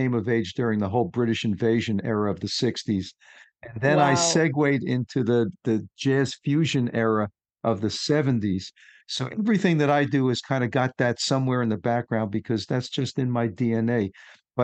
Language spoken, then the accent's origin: English; New York City, New York, United States; I'm from New York City